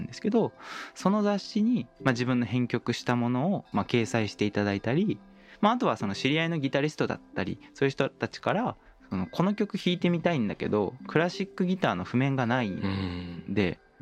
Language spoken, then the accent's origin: Japanese; Osaka, Japan; 僕大阪出身なんですけど